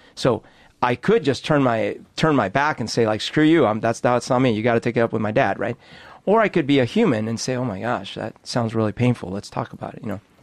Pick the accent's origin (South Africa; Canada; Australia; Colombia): Colombia; Bogotá, Bogotá Capital District; now in Seattle, United States; I grew up in Bogota